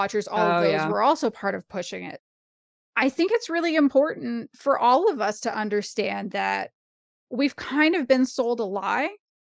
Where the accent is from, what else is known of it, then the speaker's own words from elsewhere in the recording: Canada; I'm a Canadian.